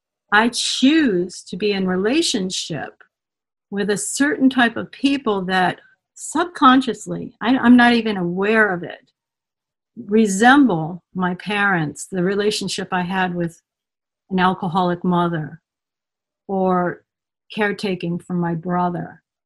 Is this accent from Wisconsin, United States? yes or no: no; Connecticut, United States; also born or lived in Martha's Vineyard / Adirondacks; I grew up in Connecticut, and I grew up in the Adirondacks, and I summered at my grandparents in Rhode Island on the shore in a little cottage.